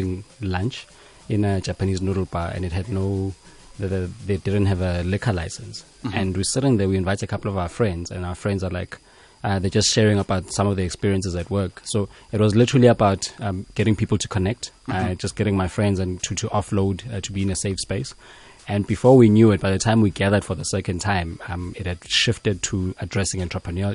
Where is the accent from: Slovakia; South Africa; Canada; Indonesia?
South Africa; Johannesburg, Gauteng; also born or lived in Free State, South Africa / Eswatini; I'm a boy from Hillbrow. This is the best way I normally describe myself. I grew up there since the year 1989 until around the year 2000